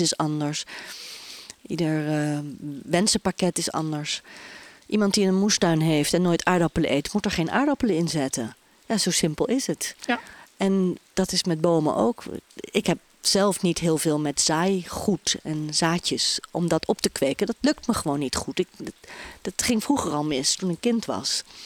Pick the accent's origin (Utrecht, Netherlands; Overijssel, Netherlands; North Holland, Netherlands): Utrecht, Netherlands; Bilthoven; moved away; also born or lived in Amsterdam; In een dorpje midden-Nederland, bij Utrecht. Ik ben geboren in Beeldhoven.